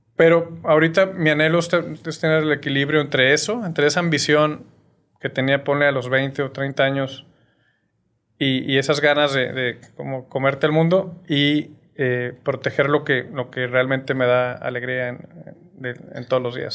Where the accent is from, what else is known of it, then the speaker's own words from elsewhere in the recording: Torreón, Coahuila, Mexico; moved away as an adult; also born or lived in Mexico City, Mexico; now in Monterrey, Mexico; soy de Torreón. Eh, viví hasta los 18 años allá muy feliz